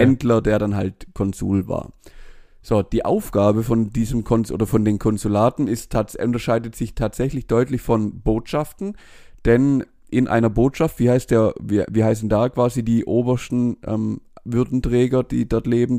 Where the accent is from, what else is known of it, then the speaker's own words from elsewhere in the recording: Germany; wir Deutschen